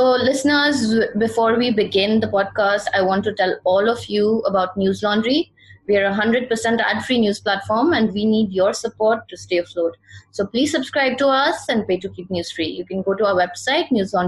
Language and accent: English; Darjeeling, West Bengal, India; So I'm from Darjeeling